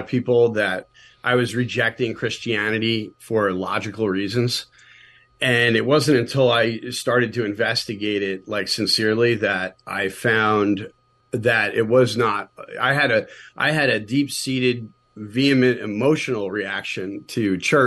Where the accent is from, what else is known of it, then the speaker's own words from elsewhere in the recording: New York, United States; I grew up in the Northeast in New York, in the shadow of New York City